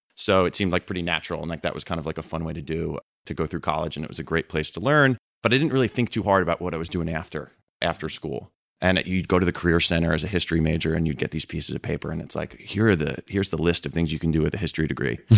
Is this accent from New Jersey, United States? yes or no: yes; Red Bank, New Jersey, United States; moved away as an adult; also born or lived in London; I grew up in New Jersey, a town called Red Bank